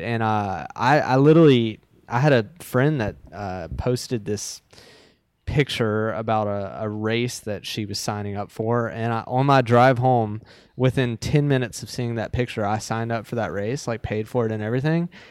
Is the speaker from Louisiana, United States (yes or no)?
yes; Baton Rouge, Louisiana, United States; I live, I live in Baton Rouge, Louisiana